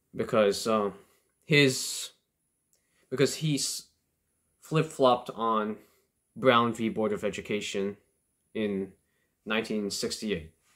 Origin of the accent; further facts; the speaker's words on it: Canada; I'm a Canadian